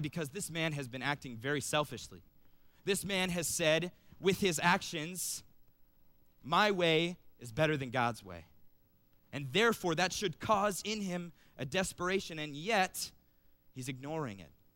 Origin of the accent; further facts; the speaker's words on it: Cincinnati, Ohio, United States; moved away as an adult; also born or lived in Cedarville, Ohio; I'm originally from Cincinnati